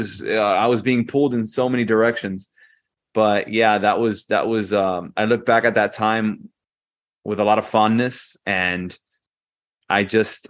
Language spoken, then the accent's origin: English; Hialeah, Florida, United States; We are Latinos from Hialeah, which is the most Latino part of Miami